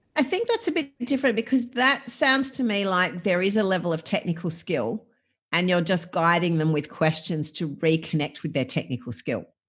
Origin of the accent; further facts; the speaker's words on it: Gippsland, Victoria, Australia; I grew up, I grew up in Gippsland, I grew up on a farm